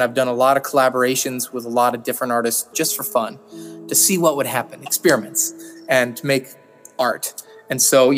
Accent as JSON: {"language": "English", "country": "United States", "said": "I'm American"}